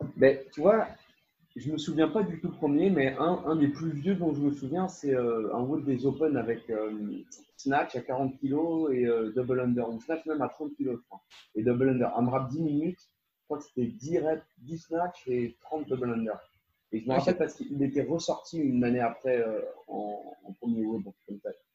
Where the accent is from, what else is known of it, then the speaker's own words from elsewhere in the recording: France; now in Netherlands; je suis français, mais j'habite aux, Pays-Bas